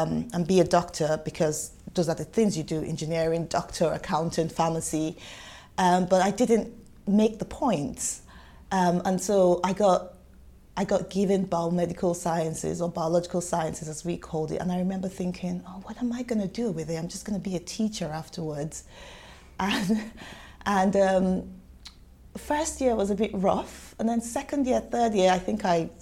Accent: Nigeria; moved away as an adult; now in United Kingdom; you can probably tell from my accent, I did not grow up here. I'm not from here, and so I'm Nigerian by origin

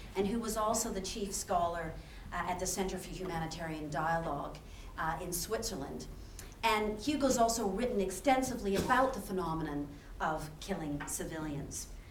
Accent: Canada; moved away as an adult; now in Oxford, United Kingdom; I'm originally from Canada

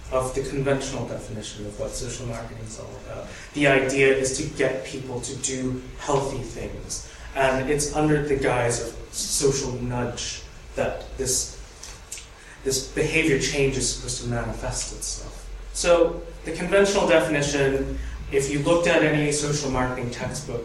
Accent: United States; I am an American studying the British public health program

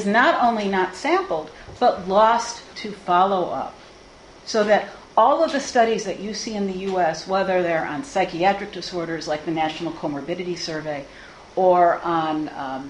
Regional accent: Chicago, Illinois, United States; I'm from Chicago, and we are a bit histrionic in Chicago

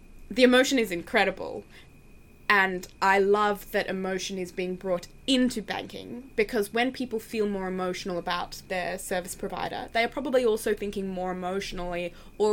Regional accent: Australia; I'm from Australia

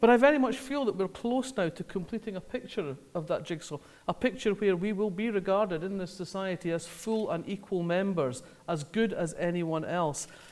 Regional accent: Scotland, United Kingdom; I grew up in Scotland, as you can probably tell

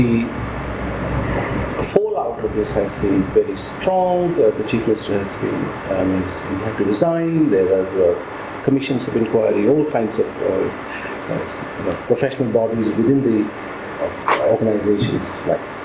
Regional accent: Delhi, India; now in London, United Kingdom; When I was growing up in Delhi, we had a dozen newspapers

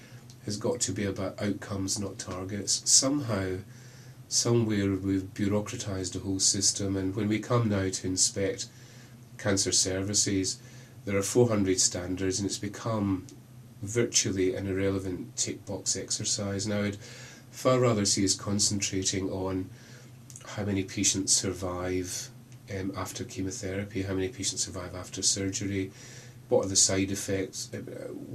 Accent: Glasgow, Scotland, United Kingdom; accent: Scottish; moved away as an adult; also born or lived in Birmingham; now in Oxford, United Kingdom; When I left Glasgow, clearly by accent I'm Scottish, when I left Glasgow to move to Birmingham, I've been in Oxford for 7-8 years

